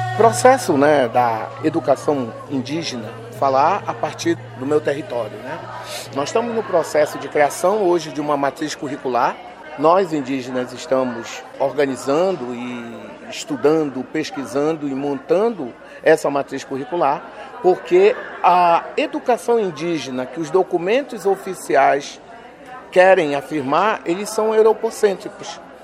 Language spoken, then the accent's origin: Portuguese; Lower Tapajós, Pará, Brazil; onde é a minha aldeia